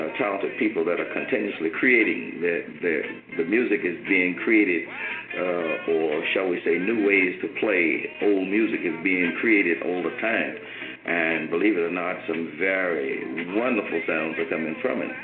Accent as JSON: {"language": "English", "town": "Indianola", "region": "Mississippi", "country": "United States", "tie": "born or raised there", "also_born_or_lived": "Memphis, Tennessee", "moved": "as an adult", "said": "I'm from Mississippi. I was born outside of a little place called Indianola, Mississippi"}